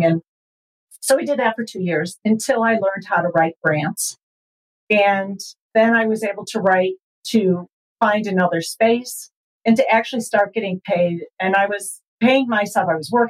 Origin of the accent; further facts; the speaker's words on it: Chicago, Illinois, United States; moved away as an adult; now in Fort Collins, United States; I was born and raised in the Chicago area